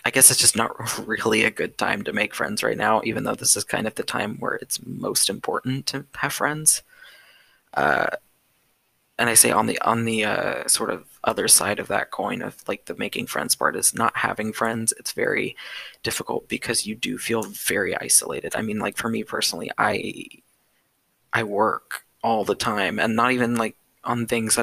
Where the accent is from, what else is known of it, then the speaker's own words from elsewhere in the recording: California, United States; moved away as an adult; now in Texas, United States; I'm in a Texas campus, and I'm from California